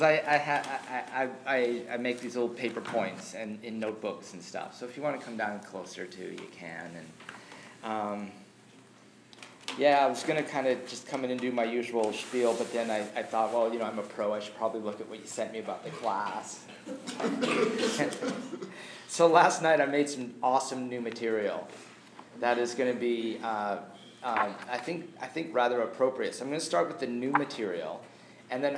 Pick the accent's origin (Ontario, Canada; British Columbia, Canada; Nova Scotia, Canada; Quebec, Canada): British Columbia, Canada; Surrey; growing up in Surrey in the 70s